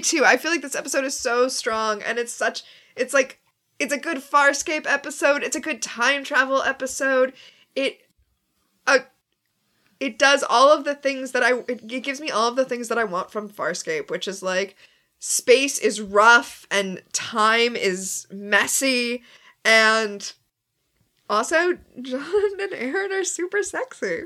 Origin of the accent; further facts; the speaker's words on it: Florida, United States; I'm from Florida.